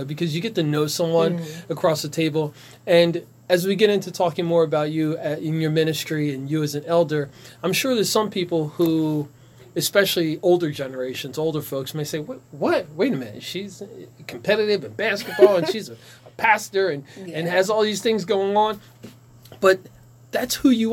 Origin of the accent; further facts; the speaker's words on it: Ewing Township, New Jersey, United States; I grew up in Ewing, just off of Eggers Crossing Road